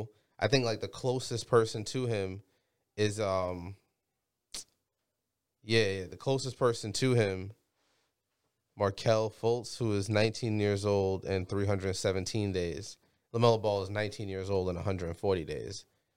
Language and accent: English; Jamaica; now in United States; I'm Jamaican